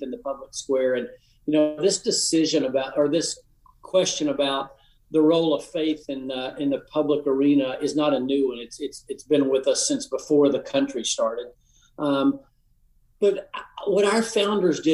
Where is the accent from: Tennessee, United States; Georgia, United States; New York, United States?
Tennessee, United States; Appalachian; I'm from the Appalachian part of the state